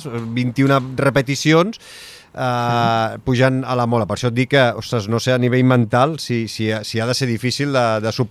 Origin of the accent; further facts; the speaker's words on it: Sabadell, Catalonia, Spain; tu i jo que som de Sabadell.